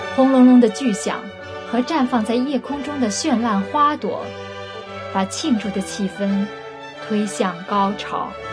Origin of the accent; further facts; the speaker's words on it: China; 我们中国人过春节